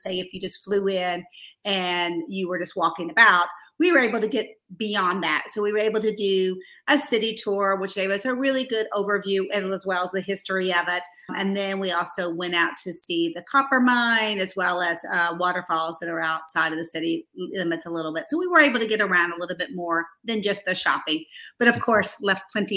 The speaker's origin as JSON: {"language": "English", "region": "the American South", "country": "United States", "said": "I'm a southerner"}